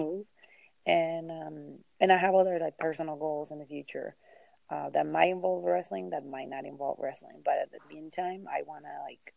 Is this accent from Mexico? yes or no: yes; Mexico; also born or lived in California; now in Texas, United States; I grew up in Mexico